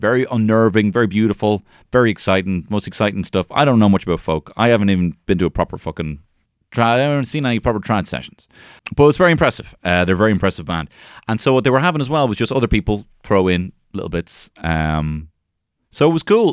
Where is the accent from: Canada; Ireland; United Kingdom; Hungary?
Ireland; I'm the Irish carrot top